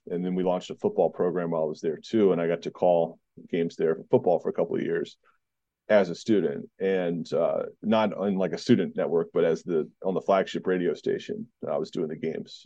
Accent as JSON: {"language": "English", "region": "Southeast Virginia", "country": "United States", "tie": "born or raised there", "also_born_or_lived": "North Carolina / Georgia", "said": "I grew up in Southeast Virginia for the most part"}